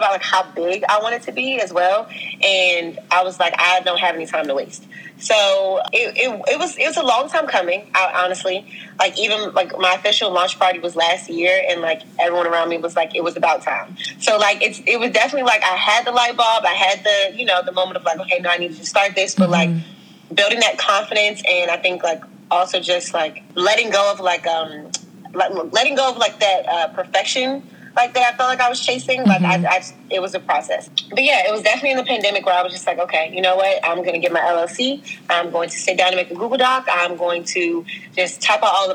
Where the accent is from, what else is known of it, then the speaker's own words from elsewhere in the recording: Washington, District of Columbia, United States; moved away as an adult; also born or lived in Wisconsin / Minnesota; I'm from DC, the school in Northwest, moved around a lot